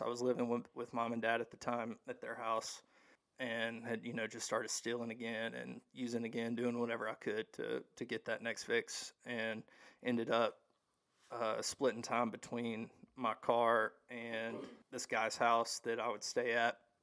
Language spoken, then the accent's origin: English; Hattiesburg, Mississippi, United States; I'm from Hattiesburg, Mississippi, originally. Um, I was born and raised there